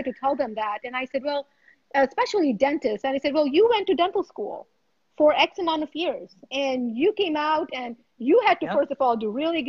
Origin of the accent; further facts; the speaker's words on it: India; I was born in India. I was born in India.